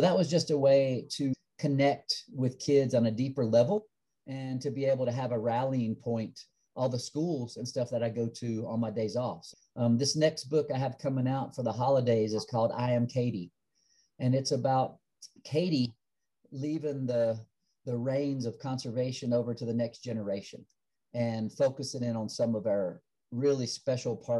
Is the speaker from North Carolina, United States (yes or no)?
yes; Asheville, North Carolina, United States; moved away as an adult; now in Denver, United States; my life growing up on the Appalachian Trail there